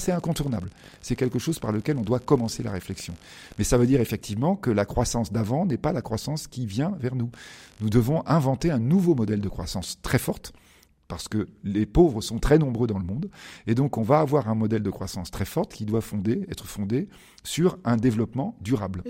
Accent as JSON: {"language": "French", "town": "Bordeaux", "region": "Nouvelle-Aquitaine", "country": "France", "said": "je suis de Bordeaux, parce que vous avez dit, c'est ah à Bordeaux, et moi, je suis bordelais"}